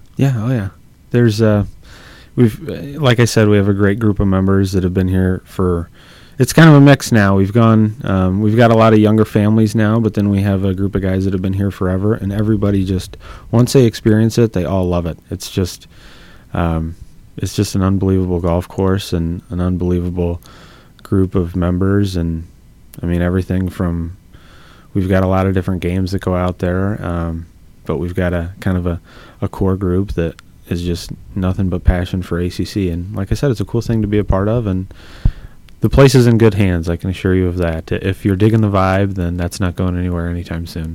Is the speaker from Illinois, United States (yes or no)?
yes; Bloomington, Illinois, United States; I grew up in Bloomington Normal um, at a public golf course